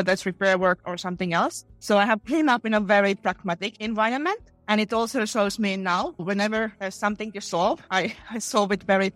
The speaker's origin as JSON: {"language": "English", "region": "Western Finland", "country": "Finland", "tie": "born or raised there", "said": "I grew up in a very small town in Western Finland."}